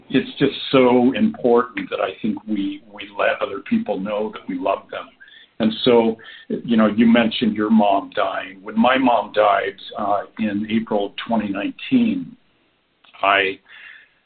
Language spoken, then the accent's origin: English; Oregon, United States; moved away; also born or lived in Washington D.C. area; I grew up out in Oregon